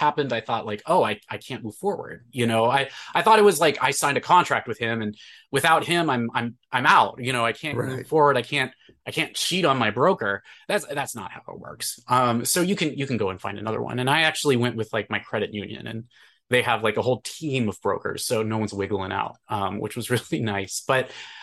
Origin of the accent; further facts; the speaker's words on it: California, United States; moved away as an adult; now in Madison, United States; I'm from California